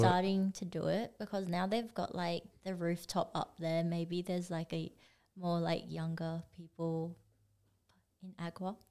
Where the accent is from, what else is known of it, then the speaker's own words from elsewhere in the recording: Perth, Western Australia, Australia; also born or lived in Singapore; we moved over here when I was like four. So I grew up in Perth and I feel like Perth is my home.